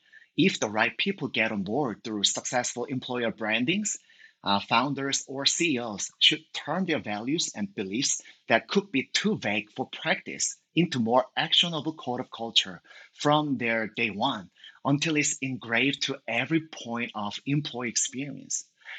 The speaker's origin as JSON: {"language": "English", "region": "Seoul", "country": "South Korea", "second_language": "English", "moved": "as an adult", "lives_now": "United States", "said": "And actually, I moved to the Bay Area from Seoul, Korea a few years ago, but I have been spending most of my time building the product in Seoul."}